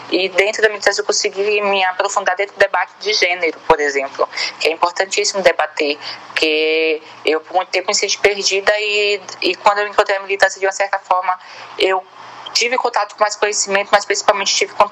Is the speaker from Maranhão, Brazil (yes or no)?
yes; Bacabal, Maranhão, Brazil; also born or lived in São Luís; now in São Paulo, Brazil; tenho 20 anos de idade. É, sou natural da cidade de Bacabal, porém morei quatro anos em São Luís e, e atualmente estou em São Paulo.